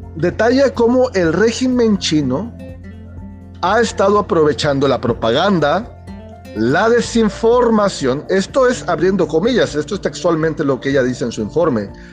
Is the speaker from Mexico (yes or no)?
yes; Chiapas, Mexico; yo soy mexicano